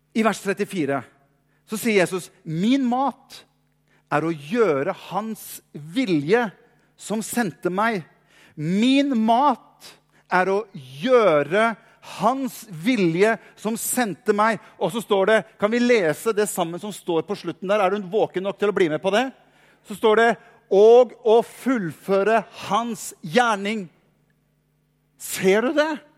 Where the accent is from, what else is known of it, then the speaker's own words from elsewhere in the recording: Norway; vi er pastor fra Norge, langt unna